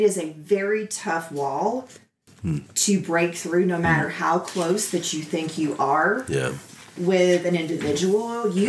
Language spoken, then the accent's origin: English; the South, United States; I'm from the South, and there are parts of the South that are very clannish, but family.